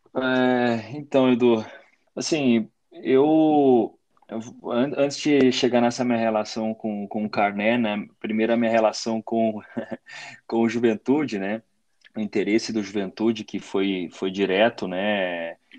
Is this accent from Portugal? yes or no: no; near Caxias do Sul, Rio Grande do Sul, Brazil; moved away as an adult; mais perto né, da, da, das minhas origens, né, perto da, da, da minha terra